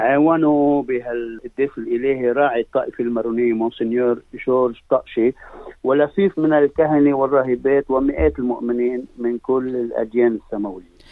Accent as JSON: {"language": "Arabic", "country": "Lebanon", "moved": "yes", "lives_now": "Australia", "said": "كلبنانيين منتشرين"}